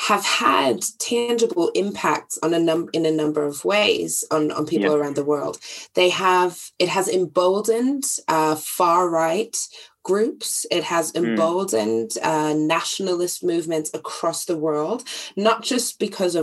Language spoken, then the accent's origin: English; Germany; growing up in Germany